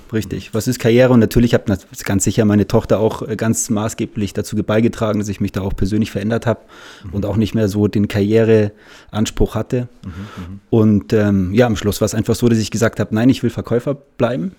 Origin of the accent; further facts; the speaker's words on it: Munich, Bavaria, Germany; bin aus München, habe immer meine Zeit hier verbracht